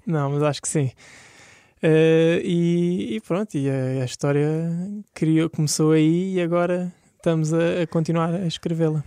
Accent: Lisbon, Portugal; Eu nasci aqui em Lisboa

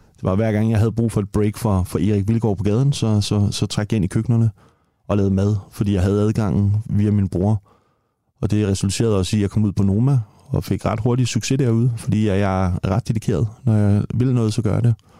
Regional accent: Copenhagen, Capital Region of Denmark, Denmark; født og opvokset i Tingbjerg

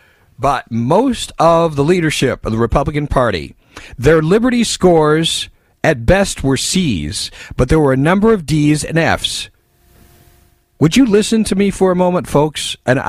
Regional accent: California, United States; As far as McCarthy goes, I'm from California.

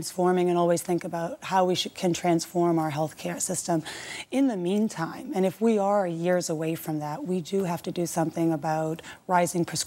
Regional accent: Lowell, Massachusetts, United States; I grew up in Lowell, Massachusetts

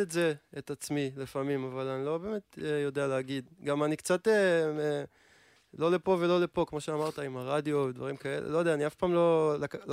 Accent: Rishon LeZion, Central District, Israel; ראשון לציון, אני מראשון לציון.

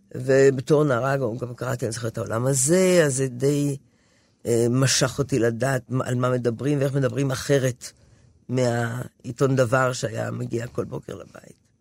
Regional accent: Haifa, Haifa District, Israel; אני באה מחיפה, זו עיר מעורבת בכל מקרה

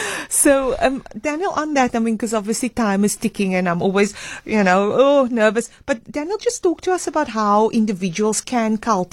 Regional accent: Cape Town, Western Cape, South Africa; I'm from Mitchell's Plain.

